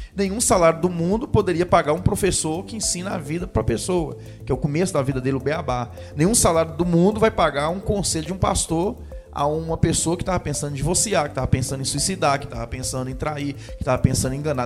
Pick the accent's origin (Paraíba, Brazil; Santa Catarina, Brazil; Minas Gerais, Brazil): Minas Gerais, Brazil; Jequitinhonha Valley; Eu sou do Vale do Quitionha